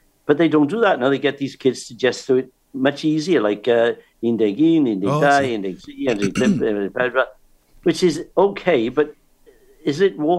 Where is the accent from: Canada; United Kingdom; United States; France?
United Kingdom; South Wales; I'm a South Wales, I said efo.